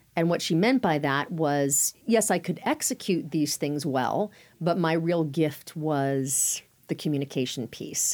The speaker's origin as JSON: {"language": "English", "town": "Sacramento", "region": "California", "country": "United States", "tie": "born or raised there", "also_born_or_lived": "Durham, North Carolina / Phoenix, Arizona", "moved": "as an adult", "said": "home was Sacramento. I grew up in Northern California."}